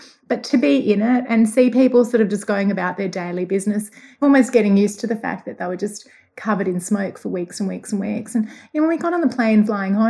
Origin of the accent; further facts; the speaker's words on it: Australia; moved away; my hometown